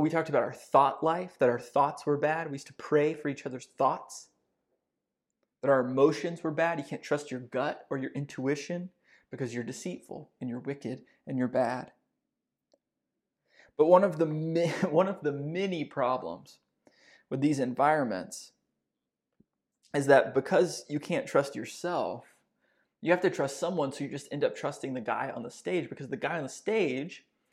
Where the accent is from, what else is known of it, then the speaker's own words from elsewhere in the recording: Texas, United States; I grew up Southern Baptist in Northeast Texas.